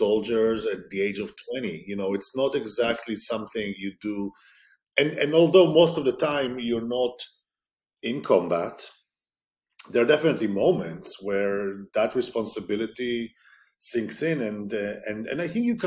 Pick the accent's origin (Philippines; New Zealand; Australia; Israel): Israel; growing up in Israel, the army piece is not discretionary.